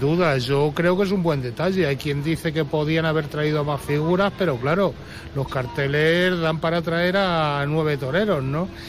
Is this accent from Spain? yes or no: yes; Toledo, Castilla-La Mancha, Spain; Plaza de Toros de Toledo, que es de donde soy